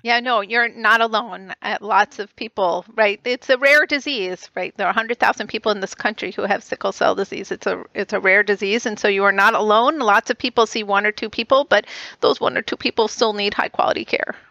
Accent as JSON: {"language": "English", "area": "right outside of Boston", "region": "Massachusetts", "country": "United States", "tie": "born or raised there", "said": "I grew up right outside of Boston"}